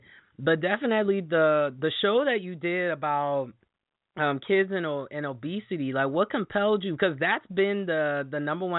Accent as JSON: {"language": "English", "region": "Wisconsin", "country": "United States", "said": "I'm originally from Wisconsin. That's where I host my show."}